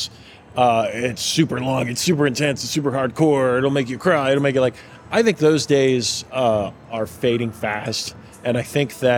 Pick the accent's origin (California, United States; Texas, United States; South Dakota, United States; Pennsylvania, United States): Pennsylvania, United States; Pittsburgh; growing up in Pittsburgh and growing up the age I am